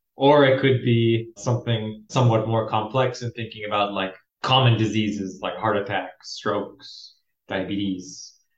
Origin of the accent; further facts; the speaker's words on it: Los Angeles, California, United States; Born and raised in Los Angeles, California